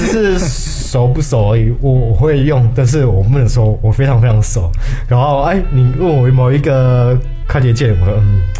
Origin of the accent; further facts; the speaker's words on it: Chiayi, Taiwan; 啊，嘉义我嘉义人啊，嘉义人才